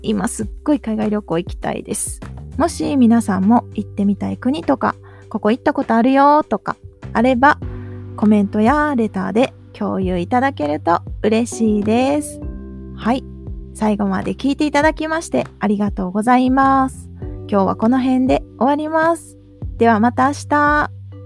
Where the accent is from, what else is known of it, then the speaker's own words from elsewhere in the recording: Japan; 日本で生まれ育った私